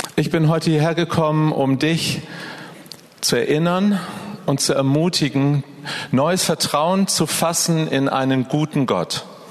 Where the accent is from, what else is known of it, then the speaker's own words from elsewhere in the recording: Northern Germany, Germany; Ich bin ein Norddeutscher und bei uns ist viel grauer Himmel